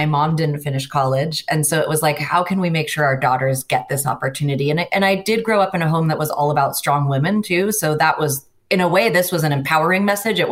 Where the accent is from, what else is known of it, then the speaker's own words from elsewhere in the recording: Seattle, Washington, United States; I grew up in the Puget Sound area, Seattle area of the United States